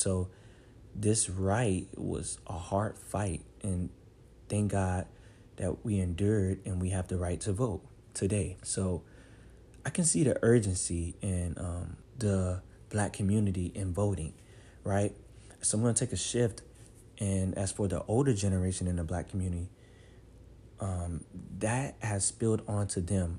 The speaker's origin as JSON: {"language": "English", "country": "United States", "tie": "born or raised there", "said": "So many times growing up in the Black community, voting is very serious. I mean, heck, in America, voting is very serious, you know."}